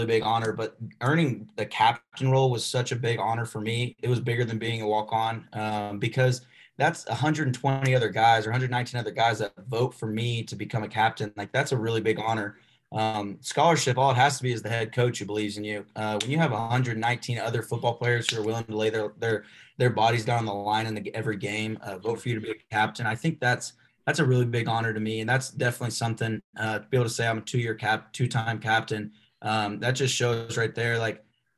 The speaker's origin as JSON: {"language": "English", "region": "Arkansas", "country": "United States", "tie": "born or raised there", "said": "I was raised there. I wasn't born there"}